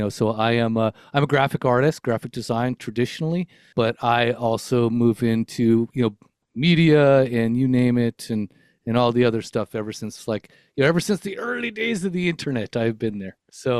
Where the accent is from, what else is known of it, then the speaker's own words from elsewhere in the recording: California, United States; born there; So I was born in Los Angeles County in Southern California. I am 52 years old currently. So that means I was raised in the 70s, 80s, and 90s